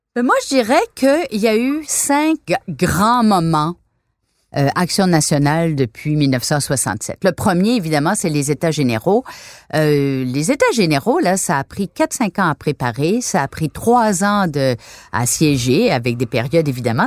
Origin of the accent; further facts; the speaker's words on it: Quebec, Canada; Les Québécois, nous ne sommes pas, du point de vue fédéral, considérés comme une nation minoritaire